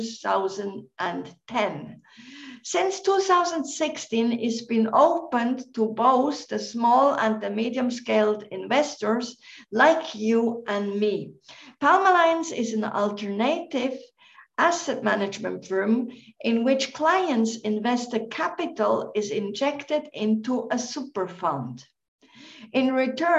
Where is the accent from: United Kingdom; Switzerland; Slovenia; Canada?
Switzerland; Central Switzerland; now in Bilbao, Spain; I'm half Welsh, but also Swiss, born in Switzerland, in central Switzerland